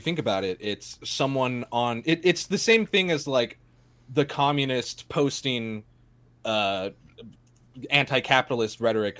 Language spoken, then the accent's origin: English; Southern California, United States; I'm from Southern California.